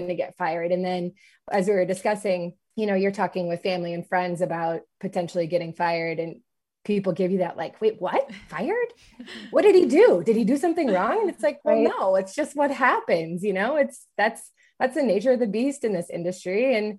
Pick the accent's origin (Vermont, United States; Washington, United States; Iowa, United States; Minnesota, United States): Minnesota, United States; moved away as an adult; also born or lived in Los Angeles; now in Kansas City, United States; We are both originally from Minnesota.